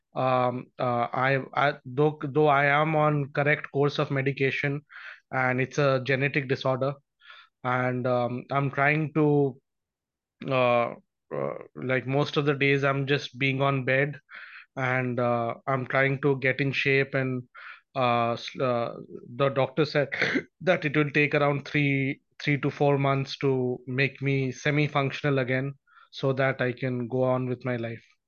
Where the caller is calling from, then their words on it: India; I'm calling from India